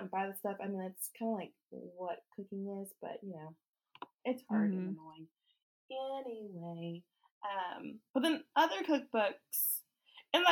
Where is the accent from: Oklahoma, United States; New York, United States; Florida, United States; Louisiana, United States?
Oklahoma, United States; we're both from Oklahoma